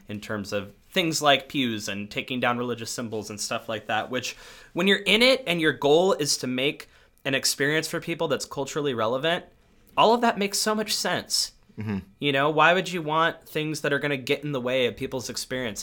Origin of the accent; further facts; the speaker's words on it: North County, San Diego, California, United States; I grew up in North County, San Diego, so about forty minutes north of, like, the main city area in mostly white suburbs.